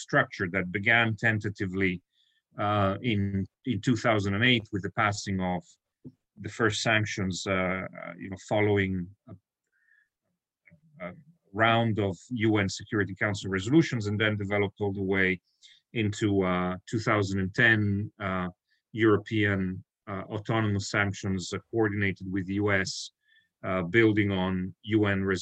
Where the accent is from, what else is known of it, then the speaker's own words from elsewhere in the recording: Italy; moved away as an adult; also born or lived in Brussels; growing up in Italy